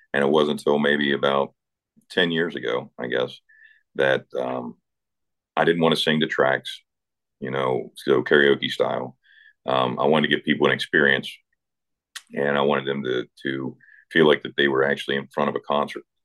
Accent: Eastern Panhandle, West Virginia, United States; moved away; grew up in West Virginia in the Eastern Panhandle, a town of about uh, 600 people.

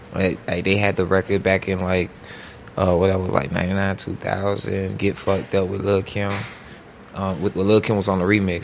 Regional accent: Miami, Florida, United States; growing up Miami

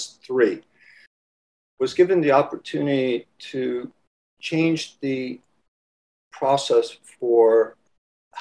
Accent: Washington, District of Columbia, United States; accent: Washington, D.C. accent; Loved the city, and was born and raised in Washington, D.C. So if I pronounce it in a strange way, it's that Washington, D.C. accent

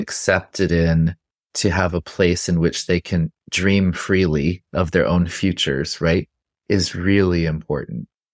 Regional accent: Santa Fe, New Mexico, United States; I grew up in Santa Fe, New Mexico

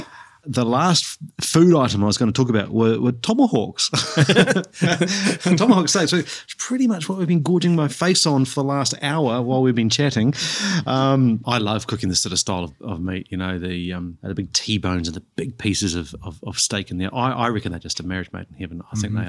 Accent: New Zealand; Growing up in New Zealand, we were surrounded by seafood.

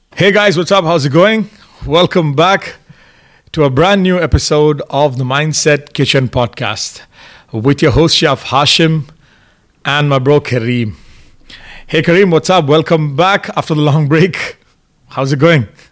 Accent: India; moved away; I'm from India, I have a lot of relatives in India, family in India

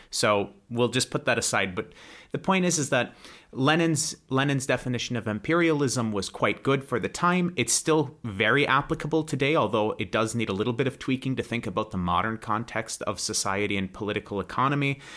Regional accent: United States; moved away as an adult; now in Russia; I'm an American that lives in Russia

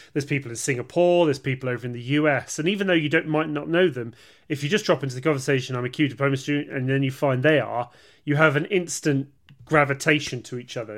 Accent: United Kingdom; we're British

